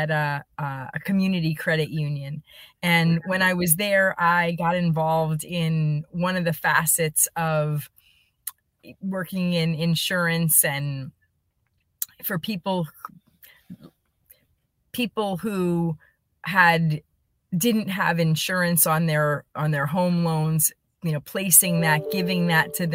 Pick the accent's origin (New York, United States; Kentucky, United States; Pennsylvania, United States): Pennsylvania, United States; Allentown; moved away; I grew up in Allentown, Pennsylvania.